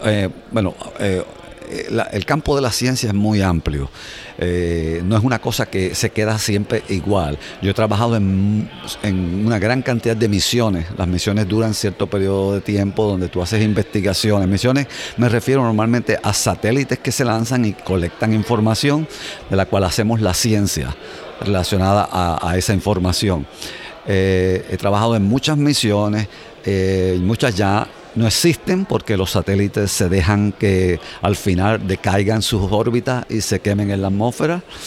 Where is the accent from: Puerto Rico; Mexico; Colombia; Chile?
Puerto Rico; moved away as an adult; now in United States; creciendo en Puerto Rico mi padre me llevaba a ver el radio